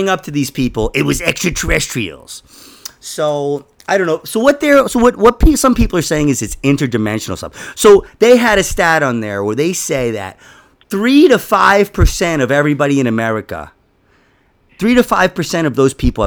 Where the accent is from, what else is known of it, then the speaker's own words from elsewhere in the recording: New York City, New York, United States; I grew up in Queens